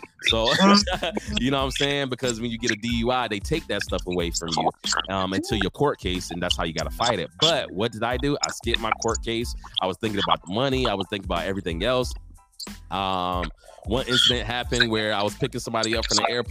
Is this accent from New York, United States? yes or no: no; Norfolk, Virginia, United States; moved away as an adult; also born or lived in Newport News, Virginia / California; now in San Antonio, United States; I come from Virginia, born and raised in Norfolk, Virginia.